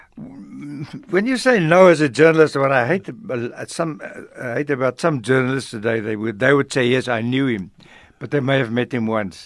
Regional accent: Middelburg, Mpumalanga, South Africa; moved away; also born or lived in Johannesburg; I grew up on a mission station called Botjabelo, which is now the name of a, of a place near Mango in Bloemfontein. Botjabelo is right outside Middelburg in, in Mpumalanga

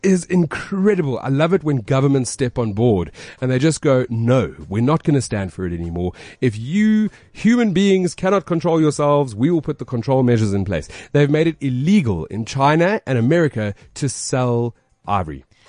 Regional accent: Alberton, Gauteng, South Africa; I'm from Alberton

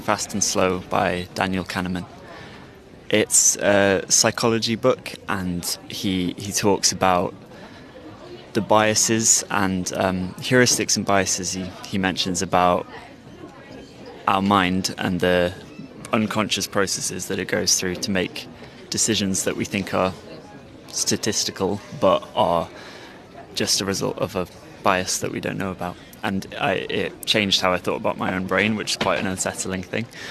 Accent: Leicester, East Midlands, United Kingdom; I'm from Leicester

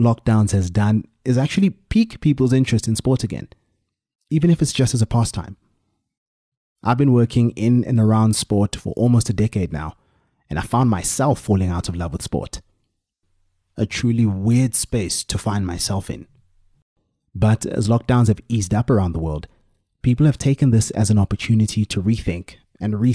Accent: Soweto, Gauteng, South Africa; I grew up in Orlando East, and like any kid from Soweto, I played in the street

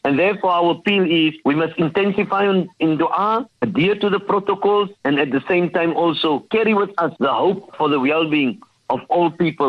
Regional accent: South Africa; as South African Muslims

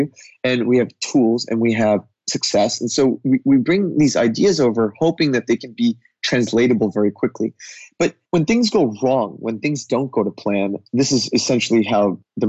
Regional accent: United States; as an American coming, even though I have an Indian heritage

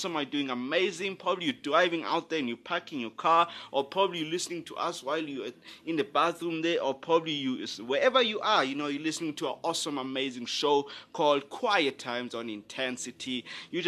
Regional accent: Johannesburg, Gauteng, South Africa; I'm from Johannesburg, South Africa, living in an awesome area. It's in Johannesburg South

